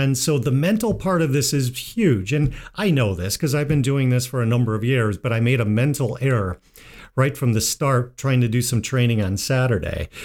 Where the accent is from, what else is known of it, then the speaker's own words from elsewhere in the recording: Midwest, United States; being a Midwesterner